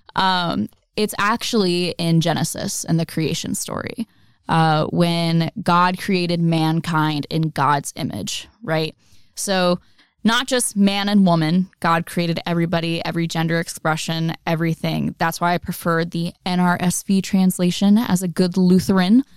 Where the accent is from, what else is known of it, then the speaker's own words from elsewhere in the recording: the South, United States; I grew up in the South